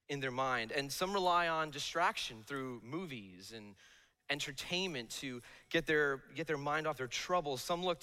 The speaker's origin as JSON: {"language": "English", "town": "Bloomfield", "region": "New Jersey", "country": "United States", "tie": "born or raised there", "said": "I grew up in Bloomfield, New Jersey"}